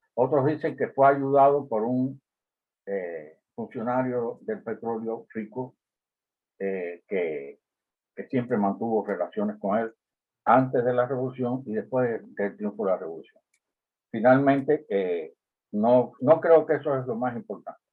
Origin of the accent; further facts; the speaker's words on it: Cuba; also born or lived in Tamaulipas, Mexico; now in United States; Como cubano y vinculado con, aspectos de la política en Cuba, como estuve, la razón por la cual salí al exilio